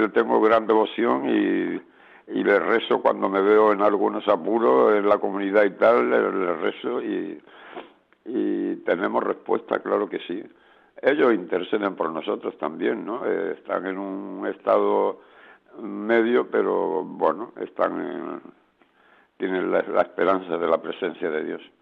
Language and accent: Spanish; Spain; ahora mismo somos una comunidad de nueve y cinco somos españoles y cuatro son colombianos.